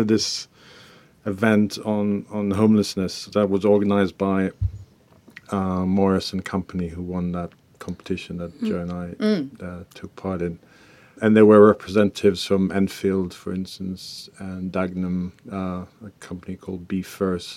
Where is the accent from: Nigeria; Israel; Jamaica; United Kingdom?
Israel; moved away; I'm originally from Israel